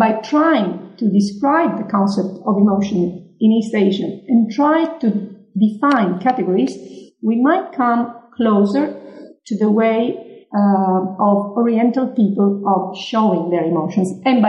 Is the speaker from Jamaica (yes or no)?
no; Sicily, Italy; English is a second language; And I come from Sicily. I come from the Mediterranean area.